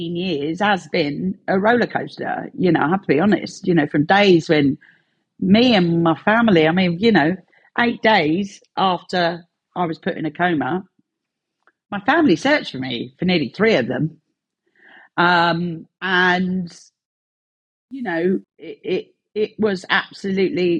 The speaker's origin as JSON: {"language": "English", "region": "London", "country": "United Kingdom", "tie": "born or raised there", "accent": "Cockney", "moved": "as an adult", "said": "I'm a proud Londoner. I am actually a Bow Bell Cockney. I was born in the sound of the Bow Bells."}